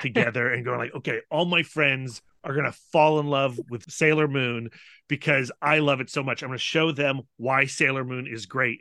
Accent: Northern Virginia, United States; we grew up in Northern Virginia

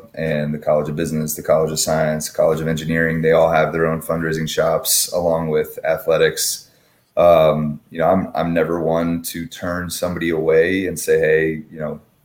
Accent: Fairfax, Virginia, United States; moved away; Born and raised in Fairfax.

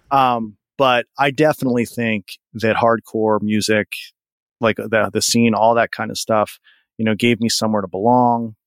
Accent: Pennsylvania, United States; I grew up pretty much 30 minutes from where I live now, which is about 40 minutes from Pittsburgh

